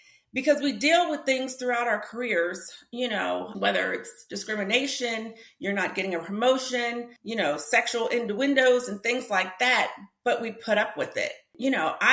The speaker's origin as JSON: {"language": "English", "region": "New Jersey", "country": "United States", "moved": "yes", "lives_now": "Atlanta, United States", "said": "I'm originally from New Jersey, but I live in Atlanta"}